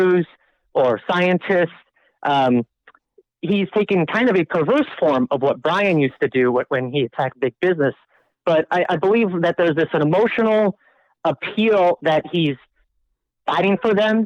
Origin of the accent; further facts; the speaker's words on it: Brainard, Nebraska, United States; moved away; I'm from town Brainerd, 300 people. That's where I've spent most of my life